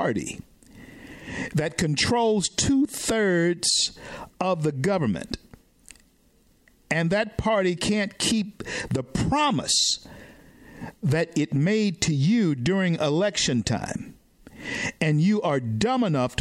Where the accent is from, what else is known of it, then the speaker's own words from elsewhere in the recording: the South, United States; a young Negro boy growing up in the South at that time